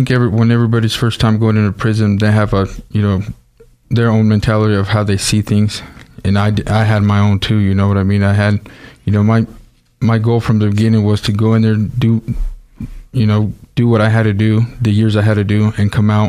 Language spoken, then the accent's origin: English; Nampa, Idaho, United States; also born or lived in Los Angeles, California / Caldwell, Idaho; My parents moved up here when I was still small. We lived in Caldwell and Nampa. So I guess I was born in California, raised here all my life. And I've lived here for, you know, the past 30 years, I suppose.